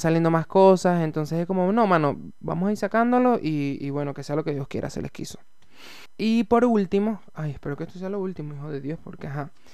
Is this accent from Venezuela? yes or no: yes; Venezuela; now in Santiago, Chile; yo soy venezolano eh, y estoy viviendo en Santiago de Chile